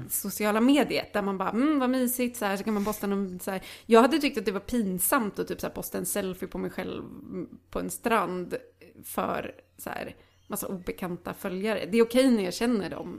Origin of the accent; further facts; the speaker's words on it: Lidköping, Västra Götaland, Sweden; moved away; hemma hos mm. dem i Lidköping som är ehm. så här, alltså en fucking idyllisk småstad i Västergötland